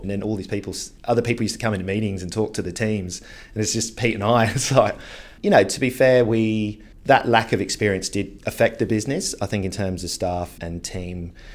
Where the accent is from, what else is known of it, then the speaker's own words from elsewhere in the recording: Devon, South West England, United Kingdom; moved away as an adult; also born or lived in South Africa; now in Sydney, Australia; I went back to the U K with my mum, my brother, grew up in Devon in England